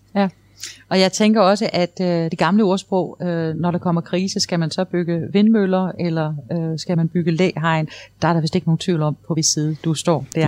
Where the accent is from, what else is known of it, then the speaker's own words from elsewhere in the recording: Esbjerg, Southern Denmark, Denmark; Jeg er selv fra Esbjerg